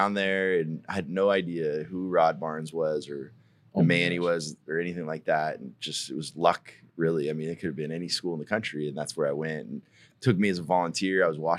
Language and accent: English; Aspen, Colorado, United States; we grew up in Aspen.